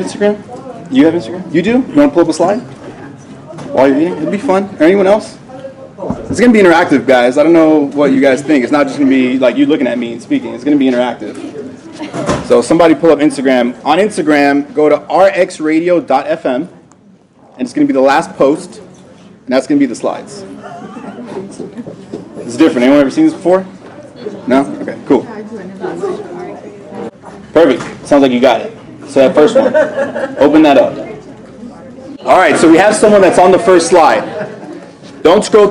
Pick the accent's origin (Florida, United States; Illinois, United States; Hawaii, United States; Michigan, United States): Florida, United States; Miami; also born or lived in New Jersey; I was raised in Miami, Florida